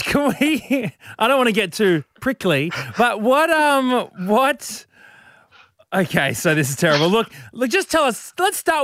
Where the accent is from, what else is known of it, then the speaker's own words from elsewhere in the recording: Brisbane, Queensland, Australia; I'm from Brizzy, Brizzy boy